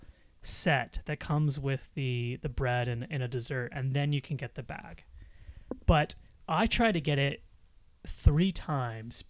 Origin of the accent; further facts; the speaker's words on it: United States; moved away; being American and living there